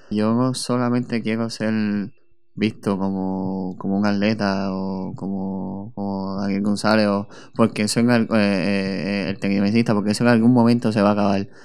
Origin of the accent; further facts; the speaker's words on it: Puerto Rico; que la gente se disfrutara eh, eh, que somos puertorriqueños.